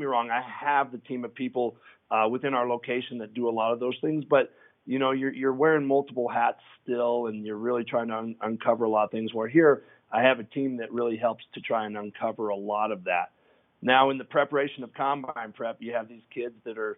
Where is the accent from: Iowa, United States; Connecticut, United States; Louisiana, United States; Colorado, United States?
Colorado, United States; Denver; I've been born and raised in Denver